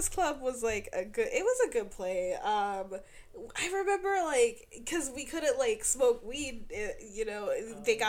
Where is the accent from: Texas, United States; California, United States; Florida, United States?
Florida, United States; moved away; I grew up in Florida